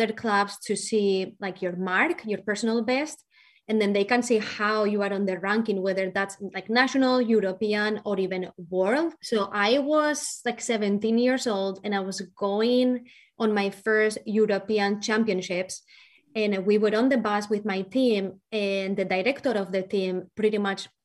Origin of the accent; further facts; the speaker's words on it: Valencia, Valencian Community, Spain; first language Spanish; English is a second language; moved away as an adult; also born or lived in Ohio, United States; now in Kansas, United States; I have a really thick accent, and that is because I'm not from the U.S. So I am from Valencia, Spain, and I came to the U.S. when I was 18 years old